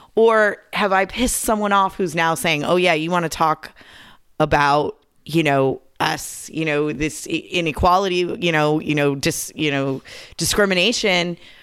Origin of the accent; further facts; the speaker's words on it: Southern California, United States; I grew up here in Southern California.